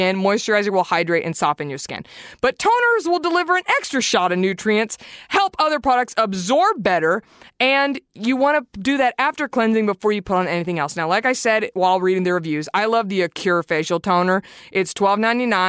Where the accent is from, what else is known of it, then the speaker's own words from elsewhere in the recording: Garland, Texas, United States; 75043, which is like my hometown zip code, Garland, Texas